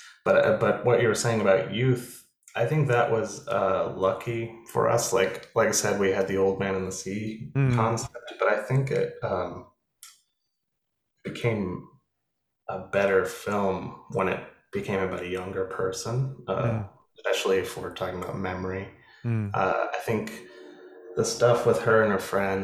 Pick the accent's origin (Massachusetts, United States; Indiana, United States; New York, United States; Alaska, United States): Alaska, United States; Anchorage; I grew up in Anchorage, Alaska